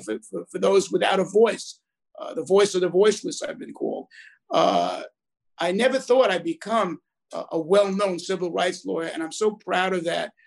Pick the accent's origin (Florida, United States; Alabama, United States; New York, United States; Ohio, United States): New York, United States; New York City; also born or lived in Brooklyn, New York / Monsey, Rockland County, New York; They then moved up from the tenement to the housing projects, Ravenswood in Long Island City, Queens.